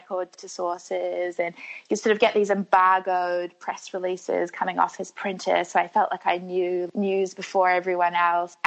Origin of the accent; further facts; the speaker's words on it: Wellington, New Zealand; moved away as an adult; also born or lived in Sydney; I was actually born here in Wellington, probably like 10 minutes away from where I'm sitting now